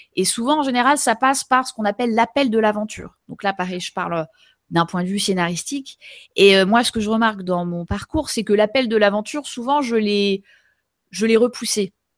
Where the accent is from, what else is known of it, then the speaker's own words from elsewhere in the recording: Pays de la Loire, France; je suis née dans le Maine-et-Loire en 1980